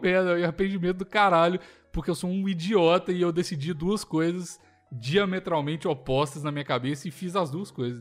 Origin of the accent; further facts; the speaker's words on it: Belo Horizonte, Minas Gerais, Brazil; moved away; eu sou de Belo Horizonte